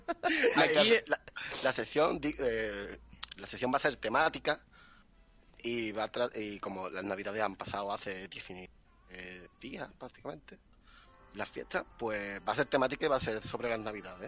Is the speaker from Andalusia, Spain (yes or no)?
yes; Ardales, Andalusia, Spain; En Ardales, en mi pueblo se llama Ardales